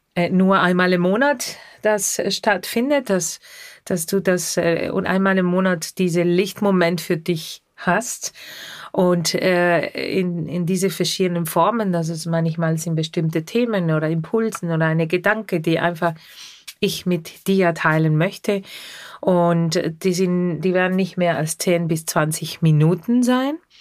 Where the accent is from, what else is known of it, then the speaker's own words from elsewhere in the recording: Argentina; German is a second language; moved away; Ich komme aus Argentinien und in Argentinien habe ich sehr viel Radio gehört